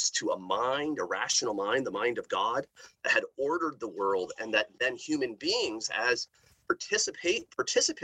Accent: outside of Seattle, Washington, United States; moved away; growing up in Seattle, outside of Seattle, when I was growing up

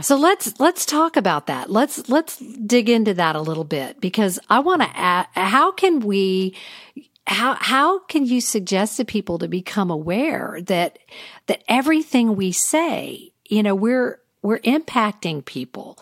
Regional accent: the South, United States; growing up in the South

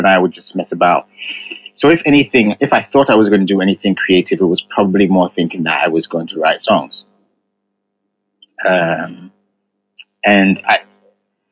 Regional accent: England, United Kingdom; first language Ga; also born or lived in Ghana; I was born in England, but my parents raised me speaking Ga.

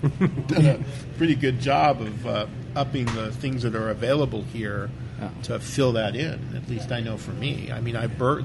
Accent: Whittier, California, United States; I enjoyed my time in Whittier. I got to be honest with you. I grew up on Cullen Street, not on this side, but a little bit further down.

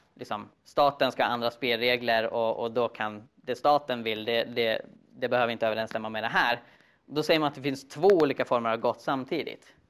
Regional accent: Sweden; som svensk

